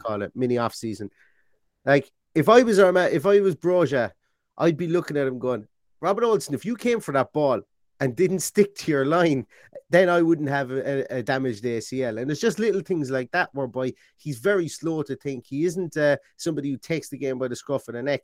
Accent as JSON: {"language": "English", "country": "Ireland", "said": "I'm Irish."}